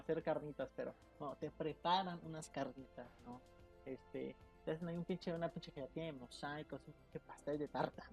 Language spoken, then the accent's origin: Spanish; Mexico; somos mexicanos